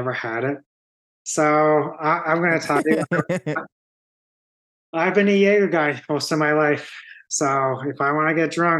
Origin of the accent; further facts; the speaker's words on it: Long Island, New York, United States; born and bred on Long Island